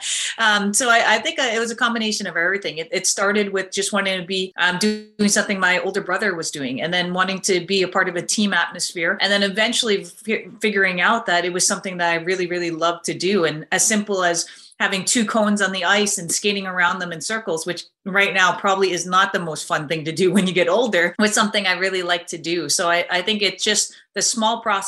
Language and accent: English; Fairfield, Connecticut, United States; now in Montreal, Canada; I grew up in Fairfield, Connecticut